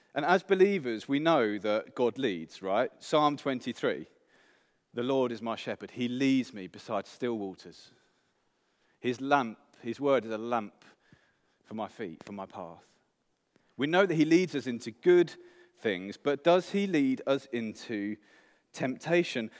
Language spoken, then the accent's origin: English; England, United Kingdom; moved away; I'm English